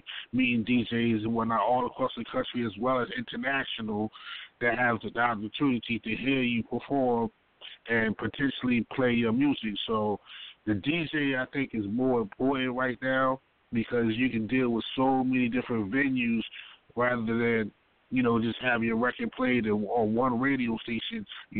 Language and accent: English; Baltimore, Maryland, United States; I'm from Baltimore